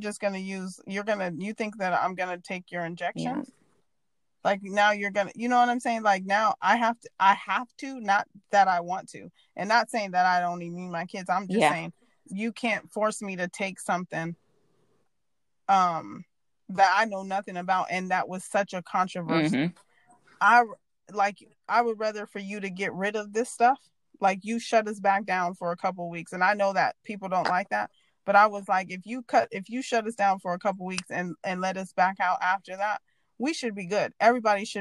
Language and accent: English; United States; As an American